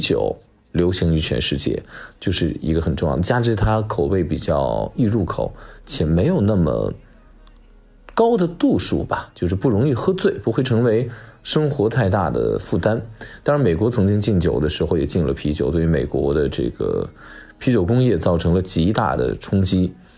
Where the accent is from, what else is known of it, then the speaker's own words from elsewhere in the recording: China; 我们中国人